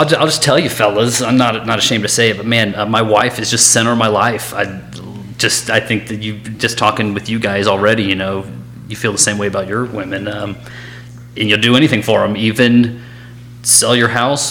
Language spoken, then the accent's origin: English; Raleigh, North Carolina, United States; moved away; I grew up in Raleigh, North Carolina